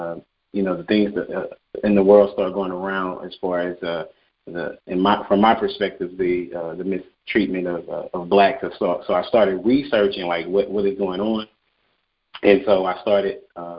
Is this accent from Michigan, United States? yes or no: no; Dallas, Texas, United States; also born or lived in Nacogdoches, Texas / India; I am from Dallas, Texas.